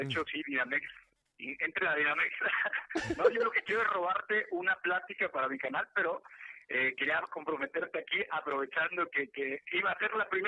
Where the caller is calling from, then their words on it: State of Mexico, Mexico; Mira, yo te marco de MCP, muy orgulloso de estar en el Estado de México y de estar hablando contigo.